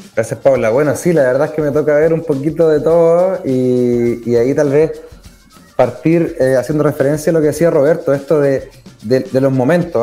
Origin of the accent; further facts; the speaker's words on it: Chillán, Ñuble, Chile; soy de Chillán